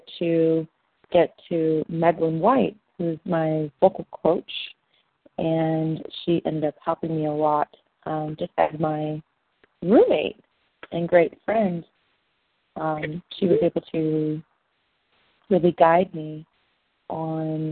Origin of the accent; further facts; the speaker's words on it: Pennsylvania, United States; I'm from Pennsylvania